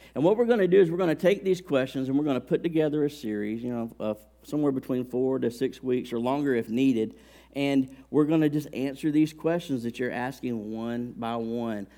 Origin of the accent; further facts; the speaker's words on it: Alabama, United States; I grew up in Alabama